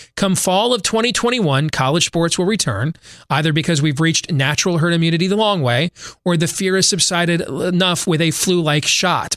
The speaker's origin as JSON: {"language": "English", "region": "Iowa", "country": "United States", "tie": "born or raised there", "said": "my home state of Iowa"}